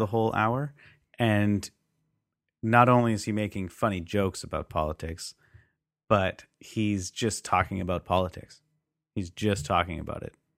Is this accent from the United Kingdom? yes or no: no; Canada; we didn't talk too much about that in social studies in high school, you know, especially being Canadian